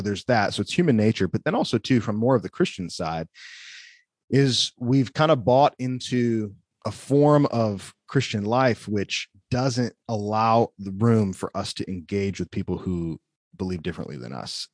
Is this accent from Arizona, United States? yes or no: no; Wheaton, Illinois, United States; now in Forest City, North Carolina, United States; growing up in Wheaton